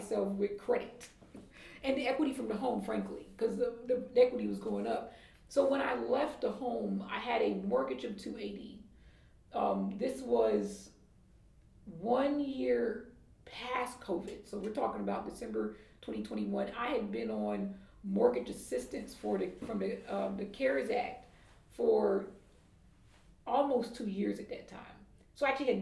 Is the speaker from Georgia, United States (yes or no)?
yes; Atlanta, Georgia, United States; moved away; I'm from Atlanta